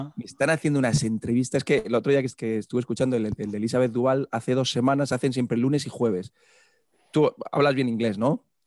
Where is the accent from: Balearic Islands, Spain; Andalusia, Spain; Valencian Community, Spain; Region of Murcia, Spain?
Region of Murcia, Spain; Murcia; moved away as an adult; now in Pamplona, Spain; yo soy de Murcia